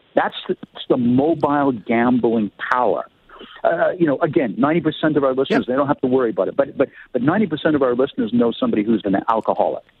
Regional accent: Canada; as a Canadian

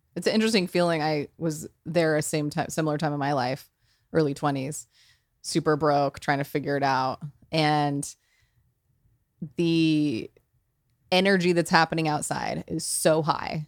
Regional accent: New Mexico, United States; moved away; also born or lived in New York; I, I come from New Mexico, which is a very, uh, intense culture.

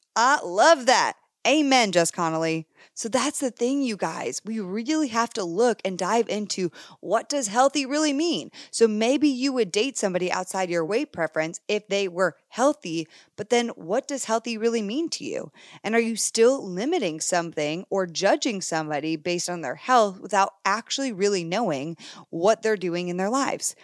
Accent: Canada; moved away; as a girl who originally came from Canada, if you didn't know that, fun fact, I was born in Canada

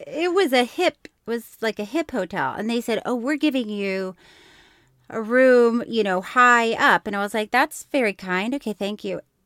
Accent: Florida, United States; I grew up with, in Florida

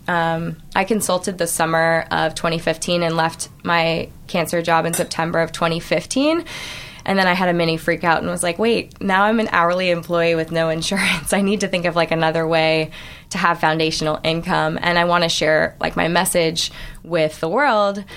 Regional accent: Orange County, California, United States; I grew up in Orange County

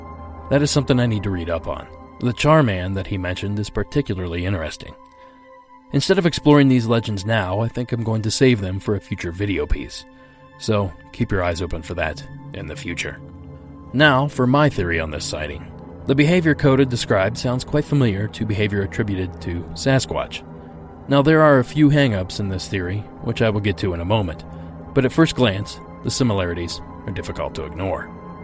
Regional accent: New Mexico, United States; also born or lived in Utah / Arizona; I am originally from Arizona and New Mexico. I am Navajo Native American. This event happened in September of 1993. I grew up in Utah and Arizona and spent my teenage years in New Mexico.

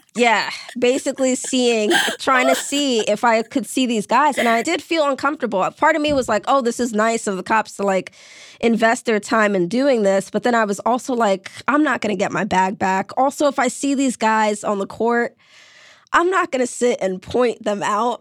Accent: New York City, New York, United States; I grew up in New York City. When I was in high school, senior year, I was violently mugged in my neighborhood in Brooklyn

